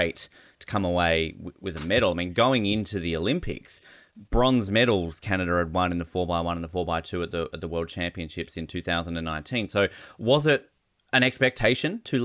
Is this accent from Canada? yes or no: no; Australia; as an Australian